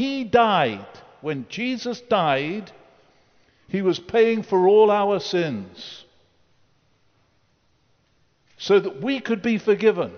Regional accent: United Kingdom; I grew up in the Second World War. I slept in an air raid shelter. Churchill was my prime minister

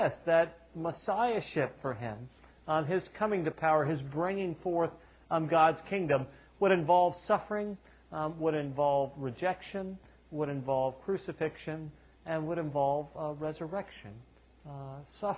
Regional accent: the South, Southern United States, United States; I'm a Southerner

